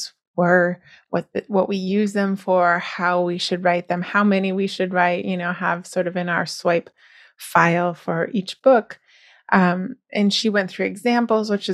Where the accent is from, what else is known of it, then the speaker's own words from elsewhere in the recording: United States; I am American